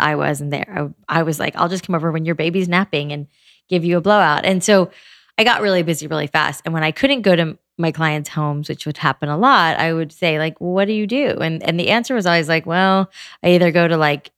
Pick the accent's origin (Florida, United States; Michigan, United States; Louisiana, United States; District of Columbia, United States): Florida, United States; South; I grew up in South Florida